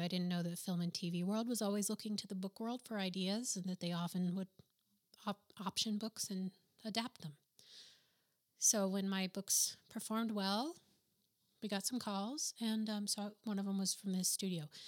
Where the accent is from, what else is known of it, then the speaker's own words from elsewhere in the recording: New Mexico, United States; first language English; moved away as an adult; also born or lived in Boston / New York; I'm from New Mexico, where professionals really don't did, or didn't dress all that great.